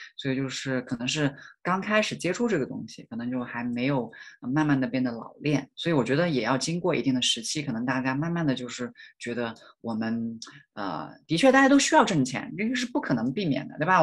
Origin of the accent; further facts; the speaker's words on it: rural county in Hunan, China; moved away as an adult; also born or lived in Changsha / Beijing; now in United States; 我来自农村嘛